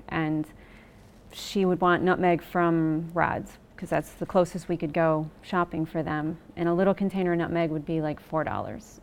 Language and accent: English; Worth, New York, United States; now in Mannsville, United States; I grew up in Worth, New York, so right in the snow belts